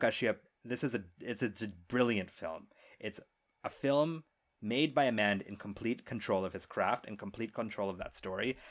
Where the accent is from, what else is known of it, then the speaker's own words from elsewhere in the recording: India; I am Indian